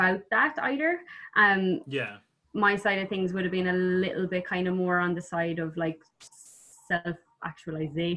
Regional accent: Ireland; as Irish people

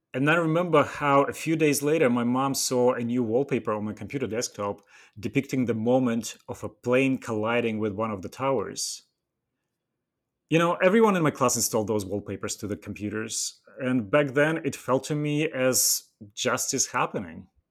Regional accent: Western Siberia, Russia; English is a second language; moved away as an adult; I was born and raised in the Western Siberia, at the far north

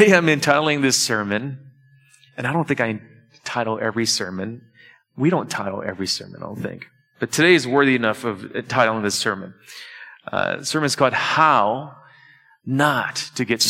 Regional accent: Detroit, Michigan, United States; I'm from Detroit

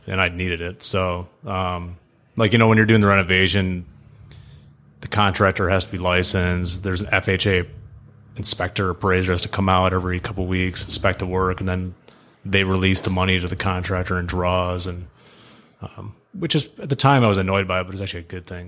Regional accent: Birmingham, Michigan, United States; born and raised in Birmingham, Michigan.

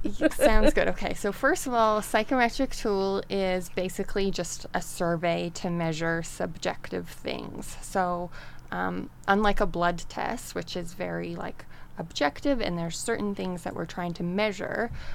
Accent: Canada; moved away as an adult; I am originally from Canada and I grew up there and then left home and went traveling.

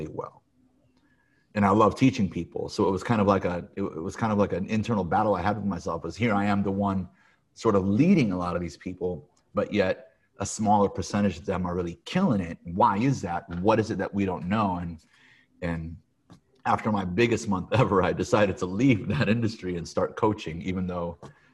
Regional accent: Peoria, Illinois, United States; moved away as an adult; also born or lived in Chicago, Illinois; now in California, United States; I was born and raised in Peoria, Illinois

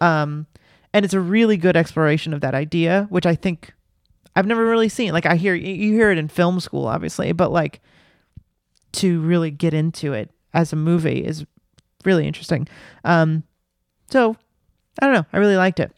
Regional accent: Los Angeles, California, United States; now in New York City, United States; I grew up in Los Angeles in the nineties

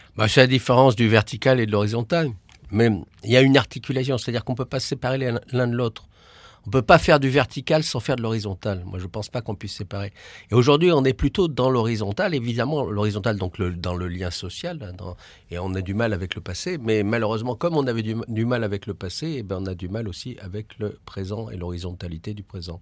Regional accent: Paris, Île-de-France, France; je suis parisien

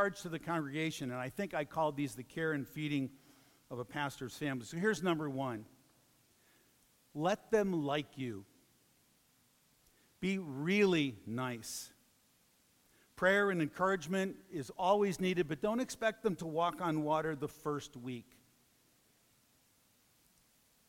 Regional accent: Chicago, Illinois, United States; I'm from Chicago

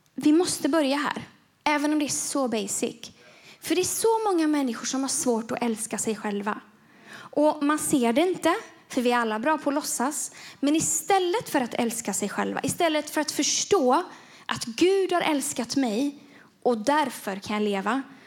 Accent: Gothenburg, Västra Götaland, Sweden; moved away; Göteborg. Det är där jag kommer ifrån.

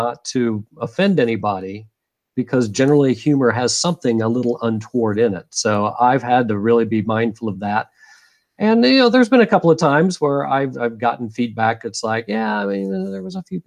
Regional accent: United States; I'm an American

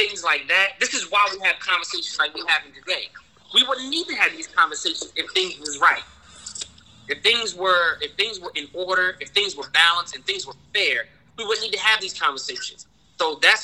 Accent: New York City, New York, United States; I'm an inner city kid. I was born in Brooklyn

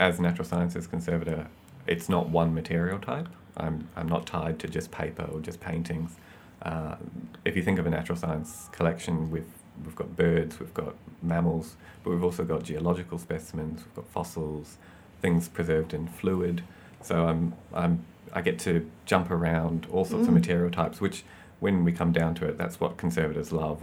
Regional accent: Dunedin, Otago, New Zealand; moved away; That was in Dunedin in New Zealand.

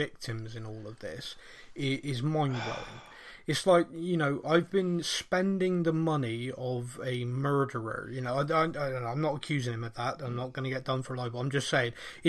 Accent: Bristol, South West England, United Kingdom; accent: Bristolian; my Bristolian accent

